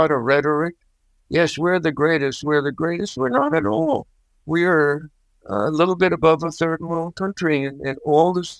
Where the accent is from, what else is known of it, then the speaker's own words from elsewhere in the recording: New York City, New York, United States; moved away as an adult; now in Minnesota, United States; I grew up in New York City